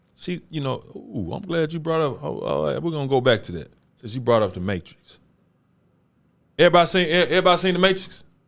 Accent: Memphis, Tennessee, United States; I'm from Memphis.

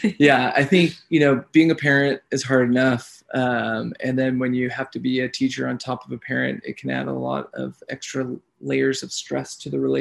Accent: Bay Area, California, United States; moved away; Originally, we're from California in the Bay Area, but we've been living the van life for a while

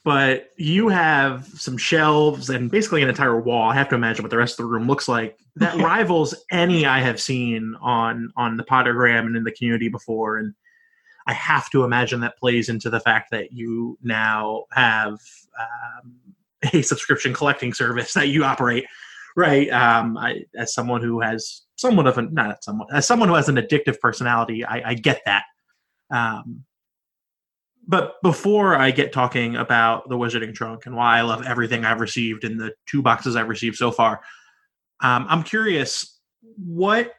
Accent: the South, United States; I grew up in the South and my parents are my parents are not of the South

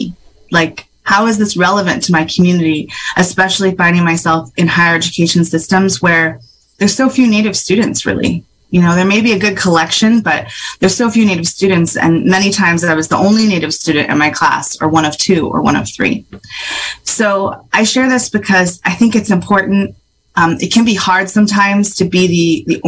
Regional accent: Sherwood Valley, California, United States; also born or lived in Pinoleville / Hopland / Ukiah; I am from Sherwood Valley. But I'm also from Panolaville and Hoplin and Ukiah.

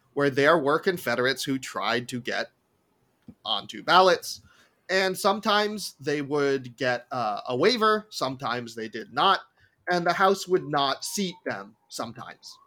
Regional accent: New York, United States; growing up in Apple Country in New York

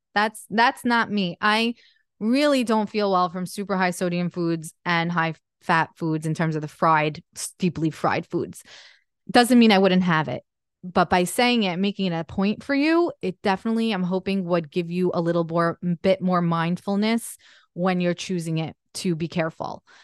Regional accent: Jersey Shore, New Jersey, United States; moved away as an adult; we grew up in the Jersey Shore

